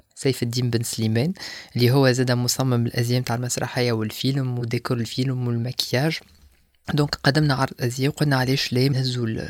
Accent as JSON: {"language": "Arabic", "country": "Tunisia", "said": "عندنا في تونس"}